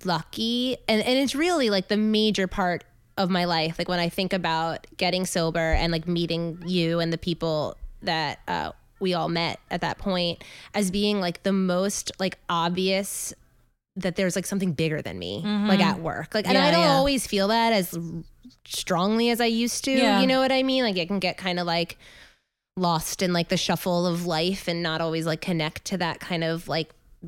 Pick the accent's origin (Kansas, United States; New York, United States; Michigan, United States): New York, United States; Long Island; So, yes, I grew up on Long Island